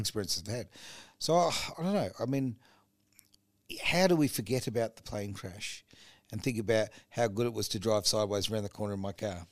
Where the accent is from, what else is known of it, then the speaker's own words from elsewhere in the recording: Australia; as an Australian